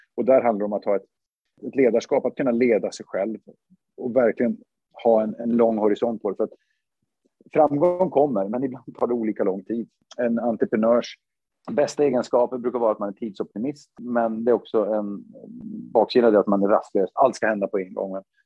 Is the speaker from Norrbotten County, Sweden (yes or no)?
yes; Luleå, Norrbotten County, Sweden; moved away as an adult; jag är född i Luleå 1974